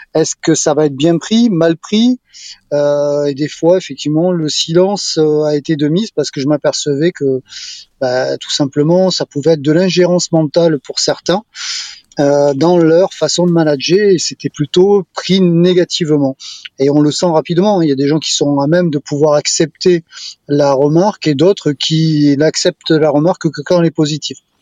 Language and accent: French; Bordeaux, Nouvelle-Aquitaine, France; je suis un Bordelais